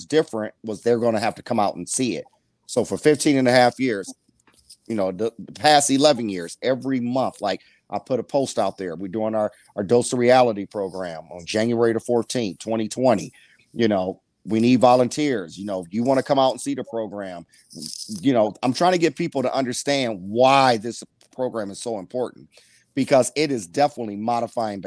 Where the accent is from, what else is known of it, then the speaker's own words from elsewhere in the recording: Toledo, Ohio, United States; moved away as an adult; also born or lived in St. Louis / New York / New Jersey; born and raised in Toledo, graduated Rogers High School